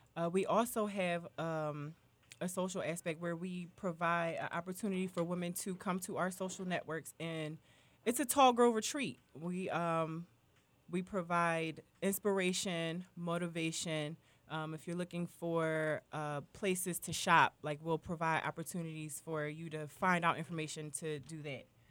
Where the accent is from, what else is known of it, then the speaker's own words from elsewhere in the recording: Philadelphia, Pennsylvania, United States; I'm from Philly